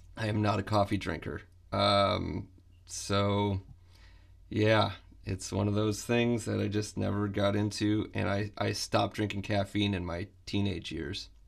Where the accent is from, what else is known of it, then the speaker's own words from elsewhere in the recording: Flint, Michigan, United States; moved away as an adult; also born or lived in Boston; I'm from Flint, Michigan